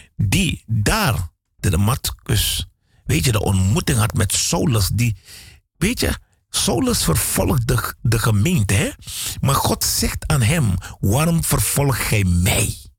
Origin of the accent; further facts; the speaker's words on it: Suriname; moved away; Ik ben een Surinaamse jongen, want ik ben in Suriname geboren.